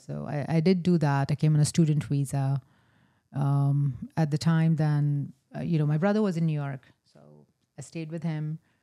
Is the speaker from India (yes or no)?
yes; rural North India, India; moved away as an adult; also born or lived in Meadville, Pennsylvania; now in Erie, United States; I was born in a small town in rural North India.